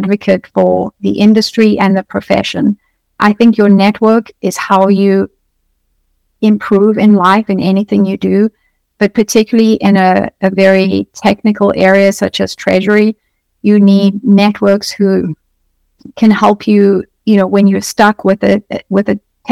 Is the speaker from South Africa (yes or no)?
yes; South Africa; moved away as an adult; now in United States; I come from South Africa. So I moved to the US.